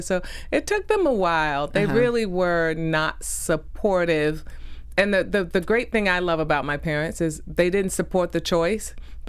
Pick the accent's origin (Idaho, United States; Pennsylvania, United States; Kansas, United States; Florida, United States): Florida, United States; Jacksonville; moved away; I'm originally from Jacksonville, Florida.